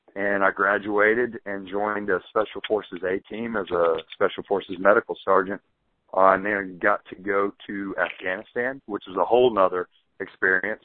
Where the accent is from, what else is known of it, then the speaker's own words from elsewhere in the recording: Birmingham, Alabama, United States; I'd say Birmingham.